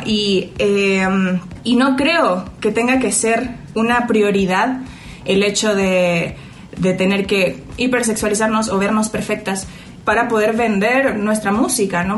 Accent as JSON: {"language": "Spanish", "country": "Mexico", "tie": "born or raised there", "also_born_or_lived": "Chile", "said": "crecí aquí"}